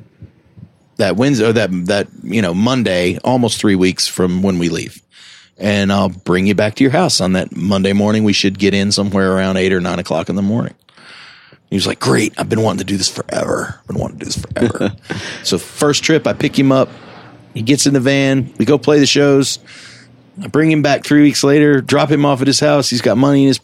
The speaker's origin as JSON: {"language": "English", "town": "Greenville", "region": "South Carolina", "country": "United States", "tie": "born or raised there", "also_born_or_lived": "New Orleans", "moved": "as an adult", "said": "I grew up in South Carolina in Greenville"}